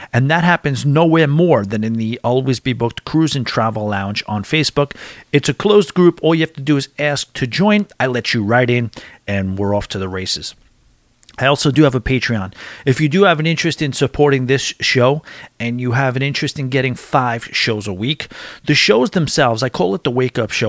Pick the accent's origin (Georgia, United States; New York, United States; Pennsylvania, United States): New York, United States; Long Island; I'm from Long Island.